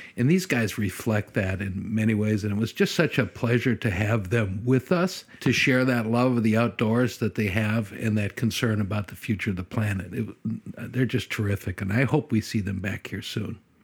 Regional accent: Wisconsin, United States; now in Alaska, United States; I'm a Cheeselander uh, by extraction

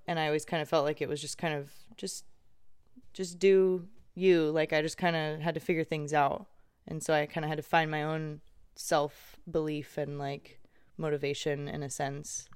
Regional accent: Irvine, California, United States; I grew up in Irvine and in a gated community most of my life

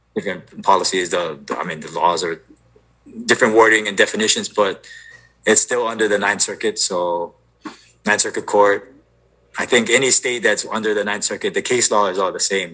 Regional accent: Oahu, Hawaii, United States; moved away as an adult; now in Washington, United States; born and raised on Oahu and moved up to Washington in 2006

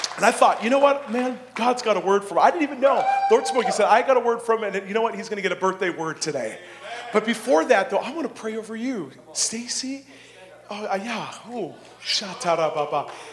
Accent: Abbotsford, British Columbia, Canada; I grew up in this area. I, I you know, I, I was born in Abbotsford

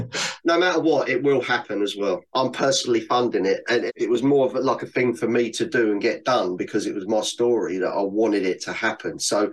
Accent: London, United Kingdom; For me, definitely growing up in London, because from an early age, the first thing you do is learn how to swear.

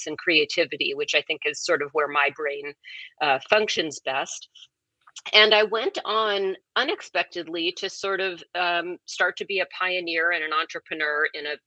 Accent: Seattle, Washington, United States; moved away; also born or lived in Summit, New Jersey; I grew up in Seattle before Seattle was, you know, the Seattle it is now

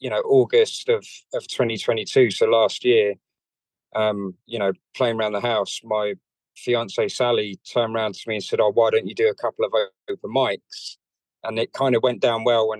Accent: London, United Kingdom; So I grew up in North London to Irish parents

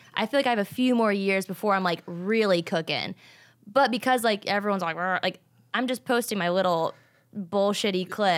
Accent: Richmond, Virginia, United States; moved away as an adult; also born or lived in Atlanta, Georgia / South Carolina; now in Los Angeles, United States; I'm from Richmond, Virginia

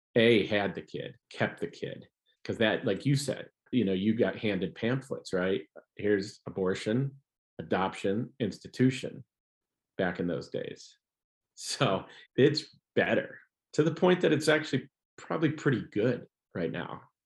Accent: Ohio, United States; moved away as an adult; also born or lived in Chicago; I'm from Ohio

